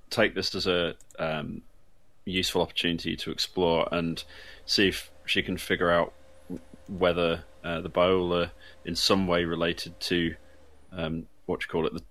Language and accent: English; United Kingdom; I'm British.